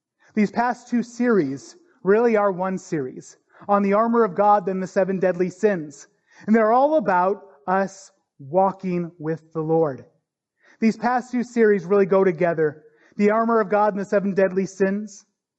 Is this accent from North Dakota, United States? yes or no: yes; North Dakota, United States; I grew up in North Dakota. And North Dakota is no stranger to tornadoes.